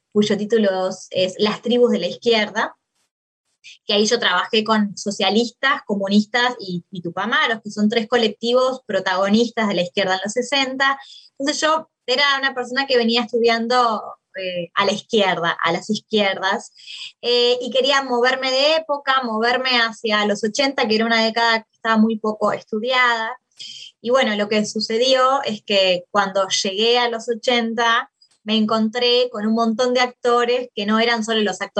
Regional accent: Maldonado, Uruguay; moved away as an adult; also born or lived in Montevideo, Uruguay / Argentina; eh, soy uruguaya, nací en Uruguay, en una ciudad en, Maldonado, no, la, no en la capital. Nací en la década del 80

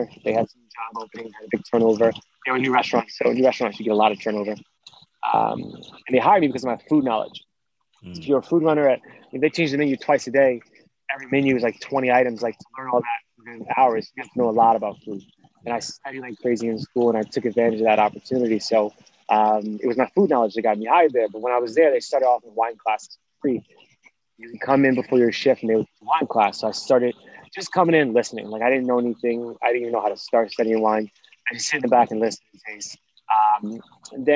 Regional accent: Washington, District of Columbia, United States; we grew up in Southeast DC

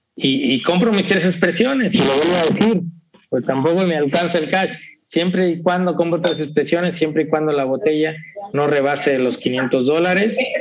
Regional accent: Mexico; yo como mexicano ingenuo

